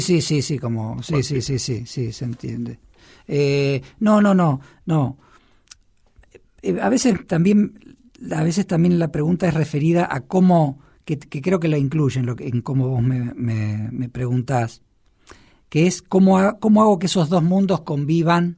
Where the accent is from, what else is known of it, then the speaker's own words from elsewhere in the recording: Argentina; now in Buenos Aires, Argentina; Yo soy un actor argentino de 49 años